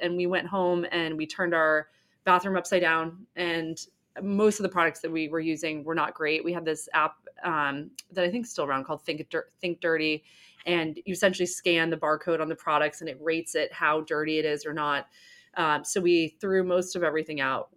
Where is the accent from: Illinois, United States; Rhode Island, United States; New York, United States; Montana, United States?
Rhode Island, United States; Newport; I grew up in Newport, Rhode Island, very beautiful summer town